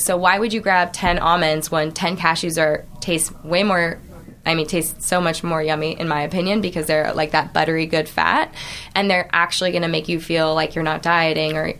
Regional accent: Orange County, California, United States; I grew up in Orange County

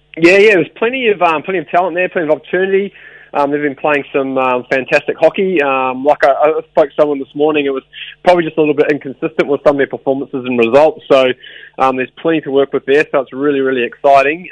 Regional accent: Wellington, New Zealand; in Wellington, which is uh, my hometown

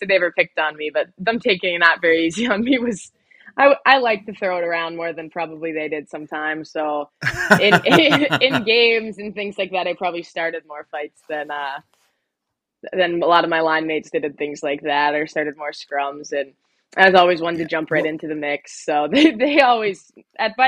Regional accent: Sault Ste. Marie, Michigan, United States; born or raised there

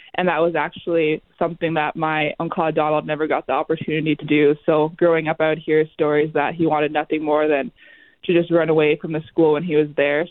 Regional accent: Vassar/Wampum, Manitoba, Canada; also born or lived in Minnesota; So I grew up in Wampum, Manitoba, which is a really small community right along the Minnesota Manitoba border

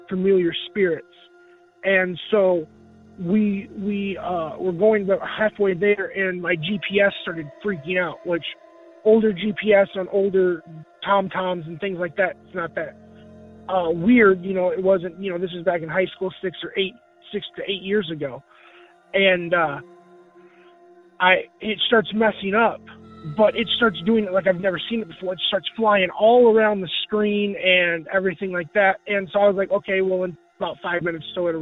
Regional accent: Rockford, Illinois, United States; I'm from Rockford, Illinois

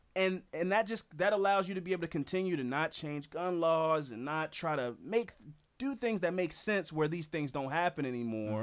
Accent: United States; in this country as an American

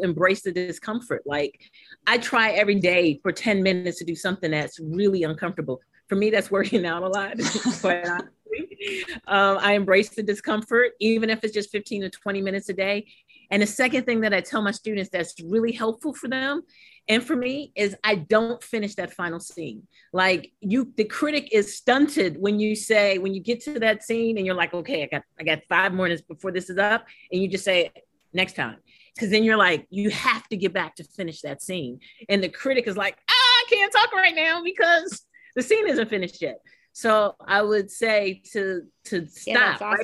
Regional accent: New York City, New York, United States; also born or lived in St. Croix, U.S. Virgin Islands; St. Aloysius School growing up in Harlem, New York.

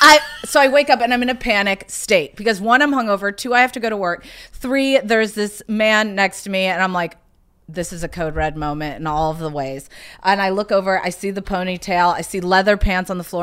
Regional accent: South Carolina, United States; moved away; also born or lived in Bloomington, Indiana; even though I was born in Indiana, I grew up in South Carolina

